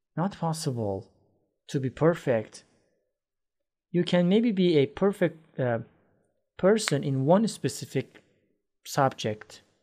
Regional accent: Iran; English is a second language; now in Istanbul, Turkey; I am originally from Iran, but I live in Istanbul, Turkey.

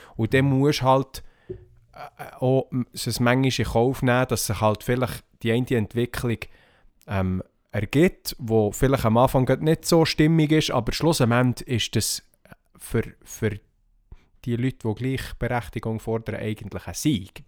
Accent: Switzerland; hier bei uns in der Schweiz

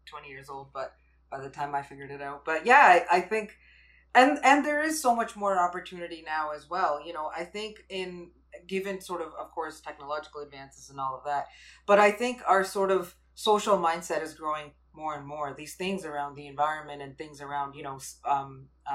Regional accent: Canada; I'm Canadian, but my parents are from India, and I grew up in a very sort of traditional household.

